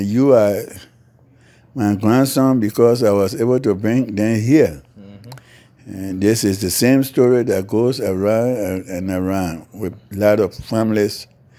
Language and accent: English; Liberia; now in North Carolina, United States; So when I came from Liberia, I came strictly to them in North Carolina and still remain in North Carolina.